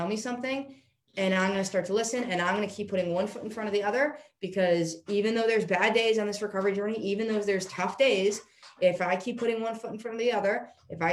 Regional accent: New York, United States; I'm from New York

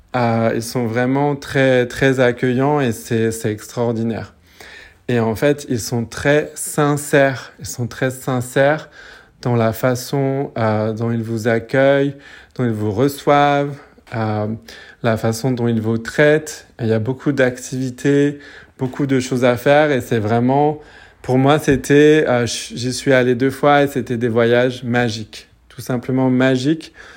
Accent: French Polynesia; je suis de Tahiti

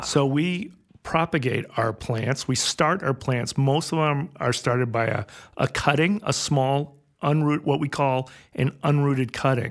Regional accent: Westport, Connecticut, United States; moved away; also born or lived in New Hampshire; I grew up in Fairfield in Westport, Connecticut, and we were one of the last farmers in that area.

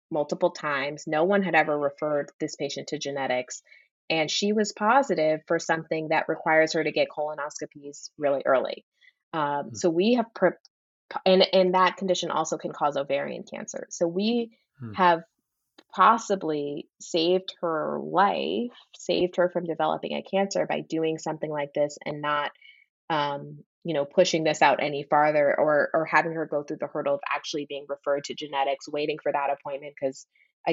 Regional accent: Plano, Texas, United States; moved away as an adult; also born or lived in Connecticut / New York; now in Boston, United States; I grew up in Plano, which is like middle class city.

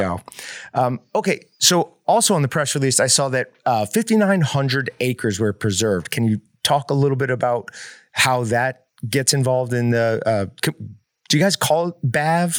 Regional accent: Northeast, United States; now in Kansas, United States; I grew up in the Northeast

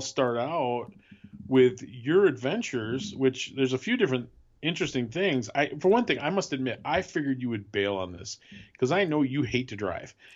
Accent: Wisconsin, United States; moved away; I grew up in Wisconsin

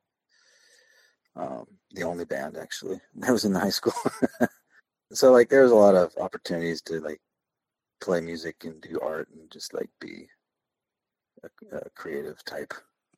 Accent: Salem, Oregon, United States; It's about 35 miles south of Portland. Yeah, there's only one like real major road in Oregon.

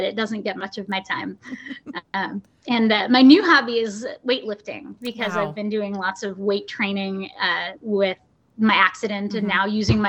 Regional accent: Montague, Michigan, United States; moved away as an adult; also born or lived in Texas; now in Arizona, United States; I grew up, born and raised in Michigan.

